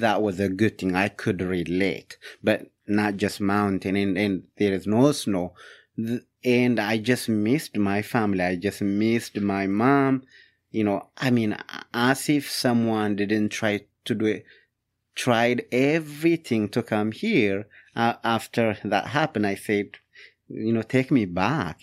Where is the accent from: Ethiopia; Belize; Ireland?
Ethiopia; English is a second language; moved away as an adult; also born or lived in Upland, Indiana; now in Fort Wayne, United States; my hometown, Yatagh Bon, Ethiopia.